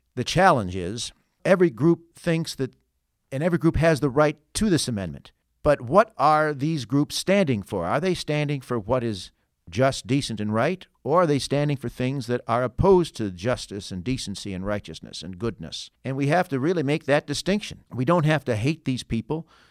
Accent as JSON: {"language": "English", "town": "St. Charles", "region": "Illinois", "country": "United States", "tie": "born or raised there", "said": "My hometown of Saint Charles is a, has traditionally been a very conservative bastion"}